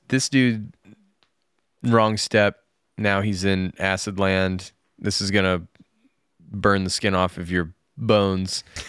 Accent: near Aspen, Colorado, United States; moved away as an adult; also born or lived in Japan; where I grew up near Aspen was just all ranch, ranches, like cattle ranches

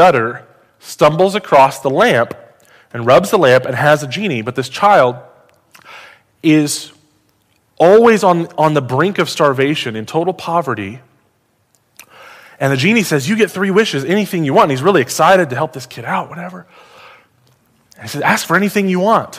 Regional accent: United States; As an American

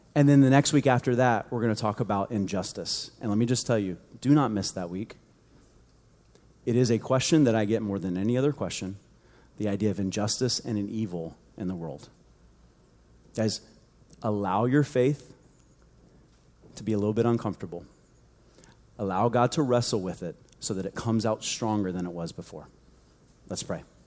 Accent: United States; we grew up in the United States

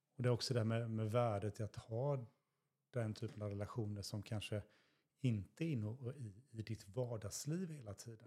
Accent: Stenungsund, Västra Götaland, Sweden; moved away as an adult; now in Västervik, Sweden; jag är uppväxt i Stenungsund

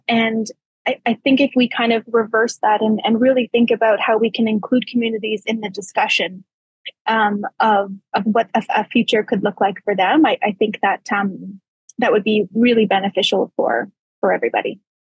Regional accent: Calgary, Alberta, Canada; I was born in St. Albert, but don't tell anybody. I moved to Calgary when I was two months old

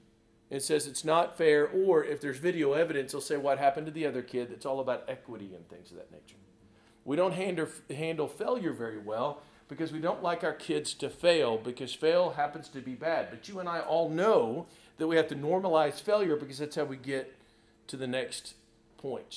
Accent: Lubbock, Texas, United States; I'm from Lubbock, Texas

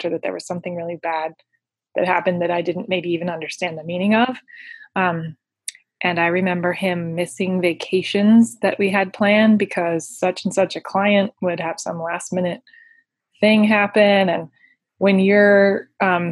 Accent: Denver, Colorado, United States; in Denver

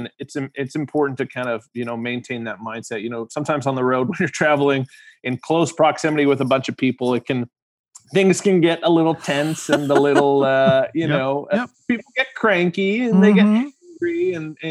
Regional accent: Winnipeg, Manitoba, Canada; we were in my hometown, obviously, Winnipeg.

